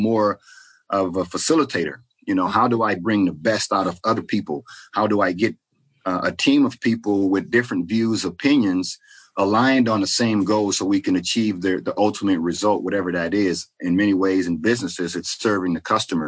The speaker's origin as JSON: {"language": "English", "town": "Port Arthur", "region": "Texas", "country": "United States", "tie": "born or raised there", "also_born_or_lived": "Seattle", "moved": "yes", "said": "I grew up in Texas, from Port Arthur, Texas."}